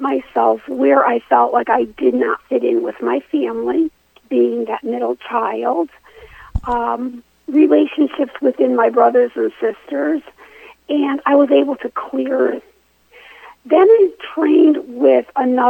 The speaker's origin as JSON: {"language": "English", "region": "Connecticut", "country": "United States", "tie": "born or raised there", "said": "I grew up actually in Connecticut"}